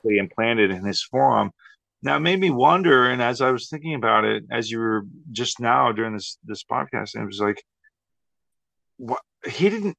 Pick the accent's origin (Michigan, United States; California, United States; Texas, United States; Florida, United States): Texas, United States; growing up in Texas.